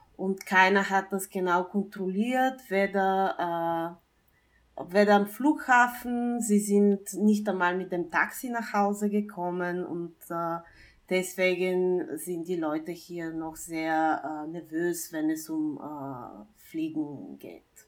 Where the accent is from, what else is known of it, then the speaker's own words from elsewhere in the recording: Bulgaria; now in Vienna, Austria; ich komme ursprünglich aus Bulgarien